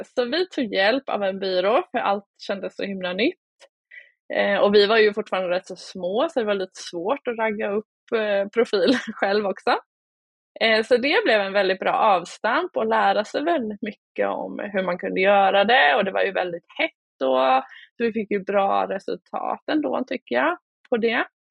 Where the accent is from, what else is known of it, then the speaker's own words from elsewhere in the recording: Oskarshamn, Kalmar County, Sweden; Jag kommer från Småland, Oskarshamn